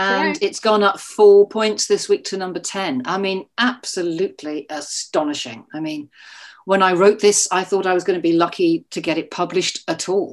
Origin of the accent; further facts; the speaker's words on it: United Kingdom; I'm a British writer.